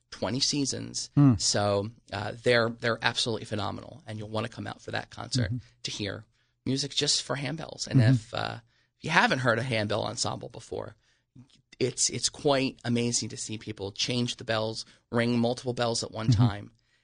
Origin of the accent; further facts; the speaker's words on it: Wilmington, Delaware, United States; Born and raised, Wilmington, Delaware.